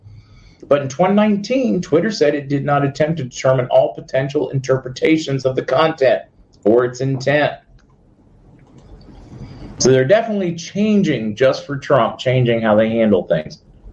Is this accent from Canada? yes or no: yes; Canada; I'm Canadian, and that doesn't upset me at all.